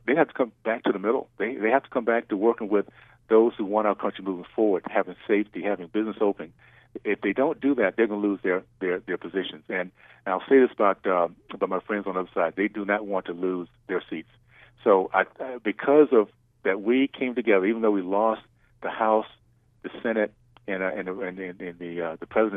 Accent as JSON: {"language": "English", "region": "Deep South", "country": "United States", "tie": "born or raised there", "said": "that time that I was growing up in the Deep South"}